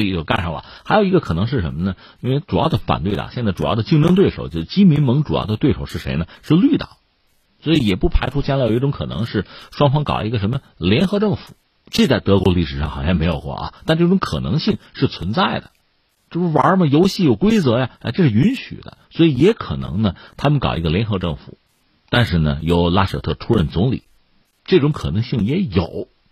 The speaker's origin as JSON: {"language": "Chinese", "country": "China", "said": "我们中国人也是这样嘛"}